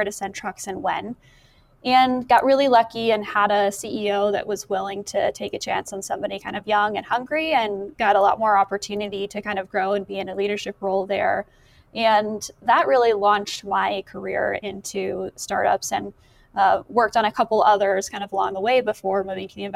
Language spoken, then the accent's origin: English; Boulder, Colorado, United States; I grew up in Boulder. And so I've been here a really long time.